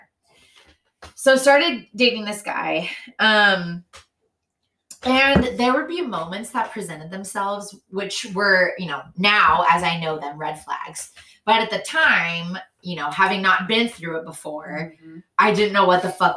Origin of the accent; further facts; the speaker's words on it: San Diego, California, United States; growing up in Mare Mesa.